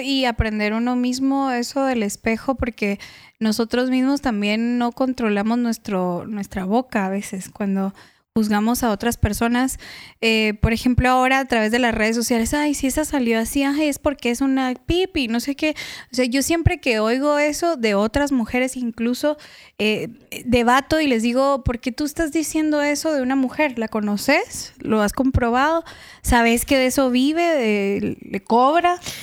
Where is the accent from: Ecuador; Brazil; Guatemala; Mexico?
Guatemala; yo soy chapina, guatemalteca